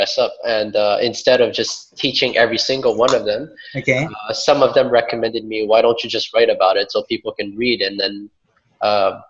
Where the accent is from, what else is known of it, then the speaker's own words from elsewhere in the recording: Montreal, Quebec, Canada; I was born and raised in Montreal, but my parents are from Vietnam.